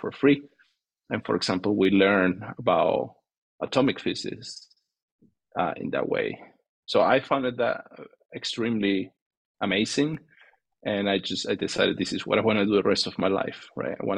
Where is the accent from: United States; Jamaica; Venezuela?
Venezuela; moved away; I'm from Venezuela, and that's what I did my undergrad